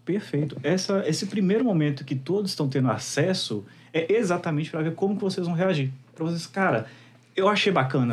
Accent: Minas Gerais, Brazil; sou mineiro raiz

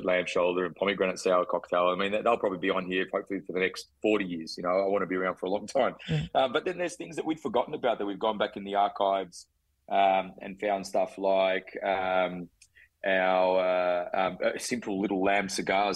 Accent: Melbourne, Victoria, Australia; I'm Australian and I'm proud to be Australian, and I'm proud to be a Melbournian

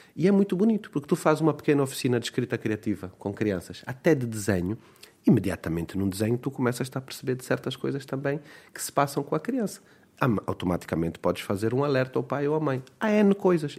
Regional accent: Luanda, Luanda Province, Angola; first language Portuguese; Eu nasci em Luanda, num contexto urbano, eh, plenamente cercado e, e, até refugiado na língua, na língua portuguesa. É mesmo a minha língua materna.

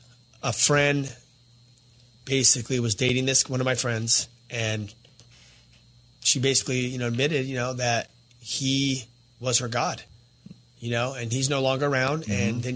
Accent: Azusa, California, United States; I remember growing up in the neighborhood we grew up in Azusa.

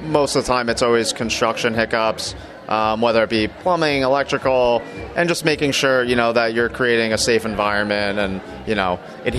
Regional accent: New York, United States; now in Philadelphia, United States; I'm from New York.

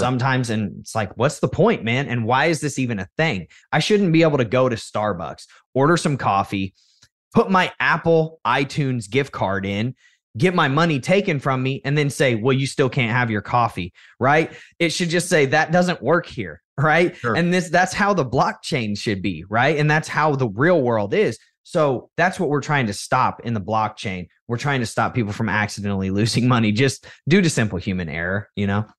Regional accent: United States; what was expected of you as an American child

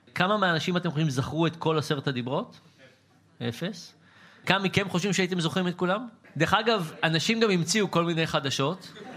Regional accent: Israel; בתור ישראלי

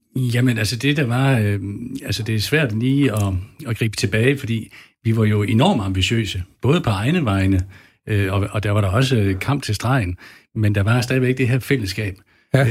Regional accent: West Jutland, Central Denmark Region, Denmark; jeg er opvokset ude i Vestjylland, helt øh, ude ved Vesterhavet, mellem øh, Ringkøben Fjord og, og Vesterhavet

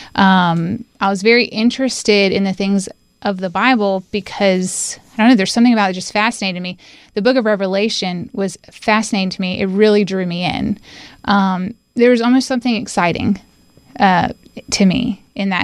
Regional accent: Winston-Salem, North Carolina, United States; also born or lived in Johnson City, Tennessee; now in Asheville, United States; I call Winston-Salem, North Carolina, my home

